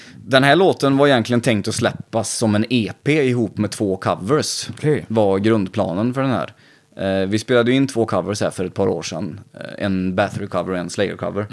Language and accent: Swedish; Vänersborg, Västra Götaland, Sweden; är man uppvuxen där vi är uppvuxna